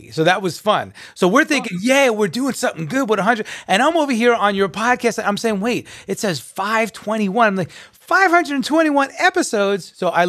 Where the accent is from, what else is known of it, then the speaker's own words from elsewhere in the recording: Long Island, New York, United States; I'm a New Yorker as well. I was born and raised in Long Island. So I have a very strong accent